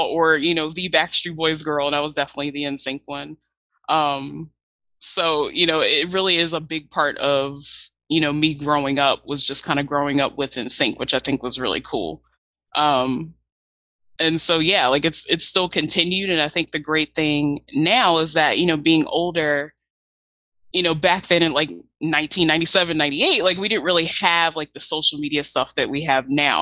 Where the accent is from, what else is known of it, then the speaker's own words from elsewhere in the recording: Virginia, United States; I'm from Virginia